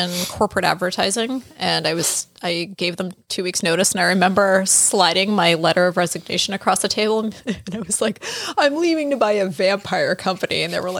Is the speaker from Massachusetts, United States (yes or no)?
yes; Salem, Massachusetts, United States; I grew up around here. I've been walking around Salem since I was